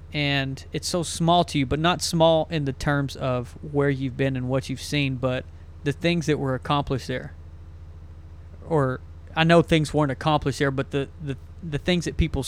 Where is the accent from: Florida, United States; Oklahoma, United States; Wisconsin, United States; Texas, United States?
Texas, United States; East; You know, we're from East Texas